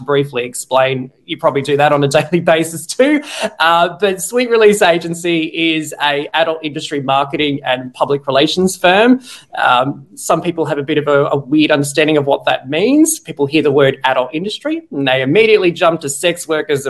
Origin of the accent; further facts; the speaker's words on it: Australia; I'm Aussie-Australian marketing geek